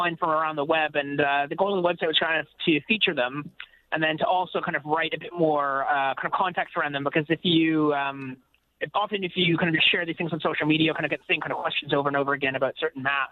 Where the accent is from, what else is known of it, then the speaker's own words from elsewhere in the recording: Canada; now in United Kingdom; I'm a Canadian